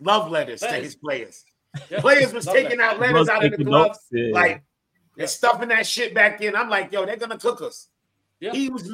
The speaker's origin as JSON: {"language": "English", "country": "Jamaica", "said": "I'm Jamaican"}